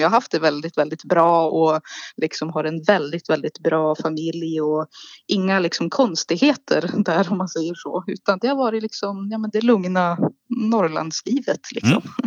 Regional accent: Malå, Västerbotten County, Sweden; Jag är född i en liten norrländsk håla i Västerbotten som kallas Malå

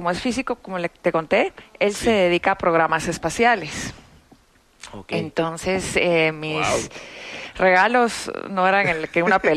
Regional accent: Austin, Texas, United States; Ah, va. Yo crecí en Austin, Texas, en Estados Unidos.

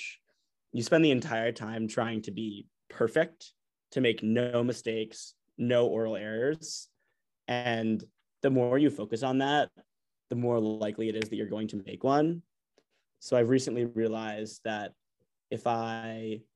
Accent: New York City, New York, United States; also born or lived in Atlanta, Georgia; I'm 19, I'm from New York City, born in Atlanta, Georgia

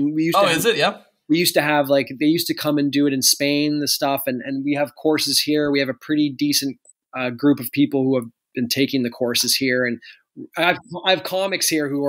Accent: Canada; No, Canadians are polite, but we're very shy.

